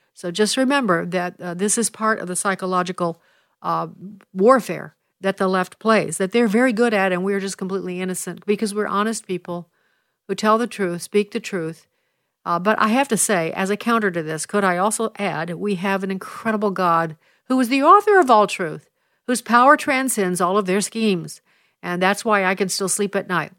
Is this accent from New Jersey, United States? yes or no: no; Illinois, United States; my home state of Illinois